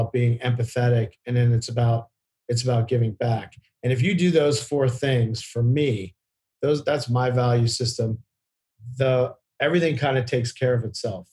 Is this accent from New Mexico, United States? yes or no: no; Virginia, United States; I grew up in Virginia to two parents that were really academically minded